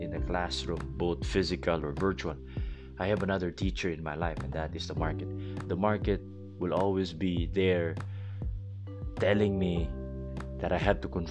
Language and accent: English; Philippines; English is a second language; I may not be able to speak English so well and to sound like an American because I'm a Filipino guy